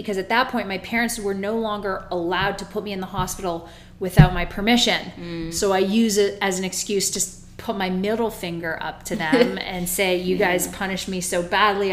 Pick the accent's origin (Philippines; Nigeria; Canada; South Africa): Canada; Toronto, Ontario; moved away as an adult; now in Florida, United States; I come from Toronto, Ontario. Born and raised